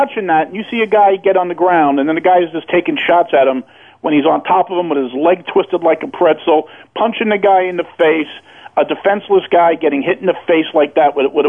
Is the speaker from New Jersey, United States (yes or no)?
no; New York City, New York, United States; I see street brawls my whole life growing up in Brooklyn.